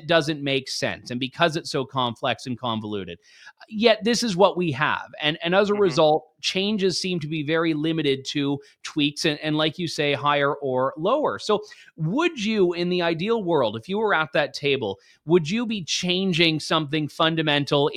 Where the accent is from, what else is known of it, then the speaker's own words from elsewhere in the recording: Canada; as a Canadian